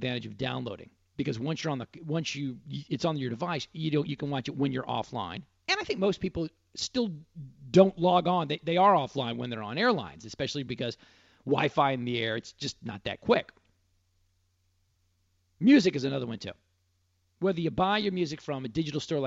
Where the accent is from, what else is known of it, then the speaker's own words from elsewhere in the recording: Dallas, Texas, United States; That's how we spent summers growing up in Dallas.